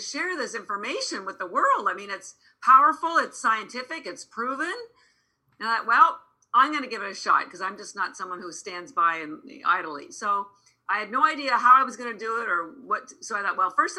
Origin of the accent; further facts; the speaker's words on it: Canada; moved away as an adult; now in Boston, United States; I'm actually Canadian. I'm here in Boston. I've lived in Boston 33 years